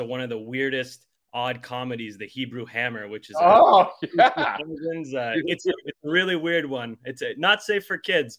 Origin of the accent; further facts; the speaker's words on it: Dover, Massachusetts, United States; also born or lived in Boston, Massachusetts / California; So I was born in Boston, grew up in Dover, Massachusetts, not Dover, New Hampshire, Dover, Massachusetts.